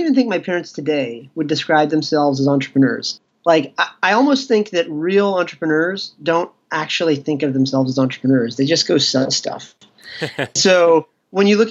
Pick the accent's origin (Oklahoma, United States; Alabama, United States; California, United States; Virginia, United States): Virginia, United States; Ashburn; In the U.S., I grew up in a small farm town about 40 miles west of Washington, D.C.